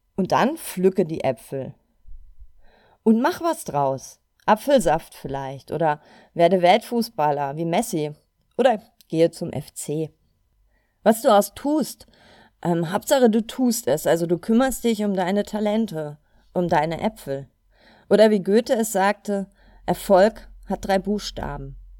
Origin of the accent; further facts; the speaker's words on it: Cologne, North Rhine-Westphalia, Germany; ich komme aus Köln